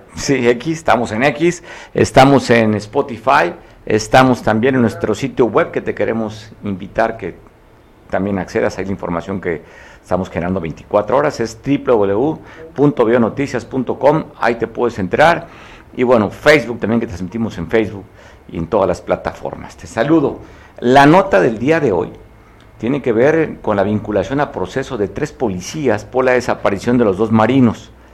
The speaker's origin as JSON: {"language": "Spanish", "country": "Mexico", "said": "todos somos mexicanos, vivimos en el mismo país, más de 130 millones que nacimos en este país"}